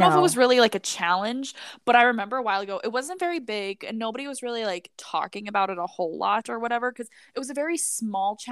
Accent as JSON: {"language": "English", "region": "Midwest", "country": "United States", "said": "I'm from the Midwest"}